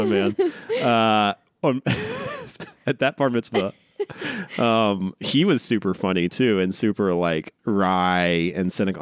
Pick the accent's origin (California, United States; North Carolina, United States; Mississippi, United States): North Carolina, United States; now in Los Angeles, United States; growing up in North Carolina